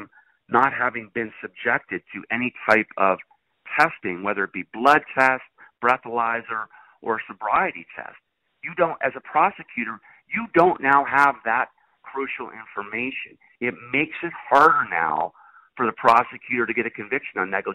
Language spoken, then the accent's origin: English; Latrobe, Pennsylvania, United States; I grew up in a town where Rolling Rock beer is brewed, believe it or not. Latrobe, Pennsylvania